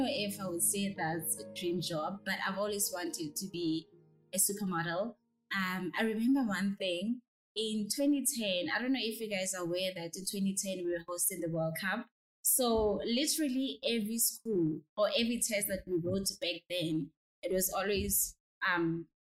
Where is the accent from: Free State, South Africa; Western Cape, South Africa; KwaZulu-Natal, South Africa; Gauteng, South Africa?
Free State, South Africa; I'm originally from Free State in a very small town called Bulano